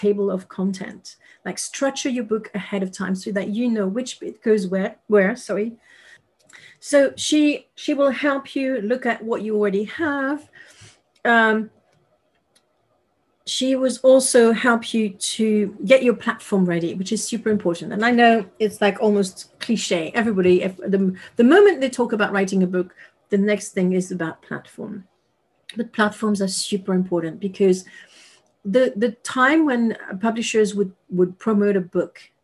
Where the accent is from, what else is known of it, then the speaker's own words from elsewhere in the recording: Paris, Île-de-France, France; English is a second language; moved away; I was raised in Paris